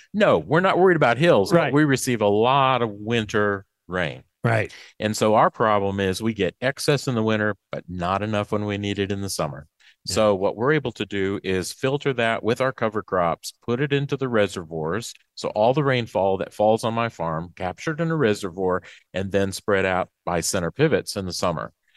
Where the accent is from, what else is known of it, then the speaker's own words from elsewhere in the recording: Macon, Mississippi, United States; I'm from Macon, Mississippi, okay. uh, East Central